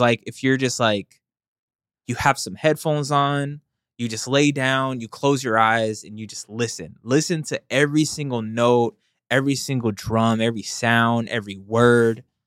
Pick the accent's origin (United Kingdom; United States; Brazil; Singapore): United States; the South; when I grew up, I'm from the South